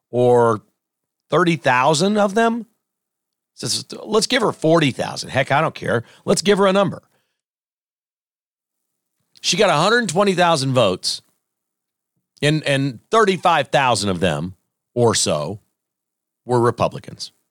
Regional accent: South Carolina, United States; in a few weeks, we're going to be in South Carolina, and that's my home state.

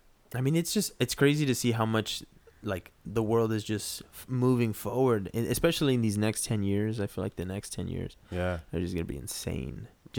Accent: Peru; Like for me, people always tell me, because I'm from Peru, people always are like, hey, you don't have an accent.

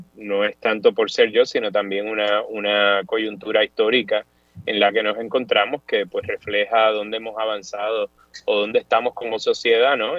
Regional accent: Puerto Rico; now in United States; sí sigo siendo este, puertorriqueño, la, la, referencia cultural sigue siendo Puerto Rico

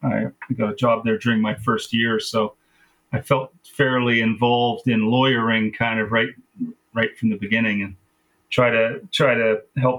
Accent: Vernon, British Columbia, Canada; also born or lived in England; I'm from Vernon. That's my, that's where I grew up

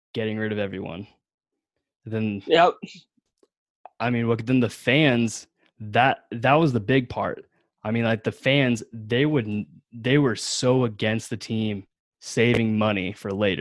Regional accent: the Northwest, Pacific Northwest, United States; I'm from the Northwest

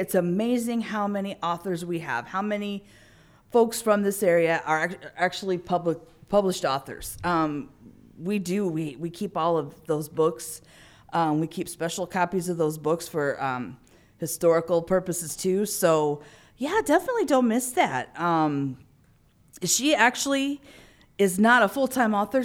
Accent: Illinois, United States; growing up in Illinois

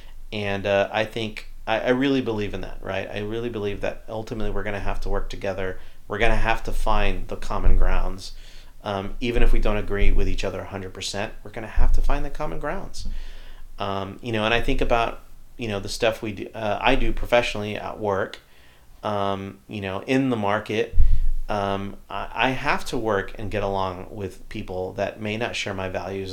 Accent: Texas, United States; as a Mexican-American, as a Texan

